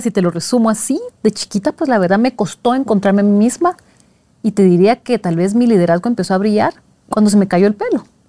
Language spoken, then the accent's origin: Spanish; Guatemala; moved away as an adult; also born or lived in Switzerland; cuando me mudé de Guatemala, que es el país de la eterna primavera, y me voy a Suiza de diciembre